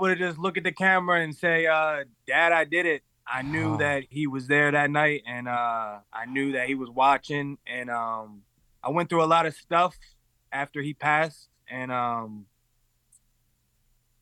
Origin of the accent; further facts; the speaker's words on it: Baltimore, Maryland, United States; I come from the schools where kids don't think they can because we're from Baltimore